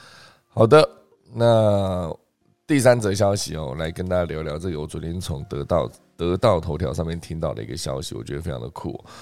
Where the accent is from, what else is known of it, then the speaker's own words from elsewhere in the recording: Sichuan, China; 就是作为四川人，说到这个呃麻辣烫品牌的顶尖品牌，竟然来自东北这件事，感觉是有点奇怪。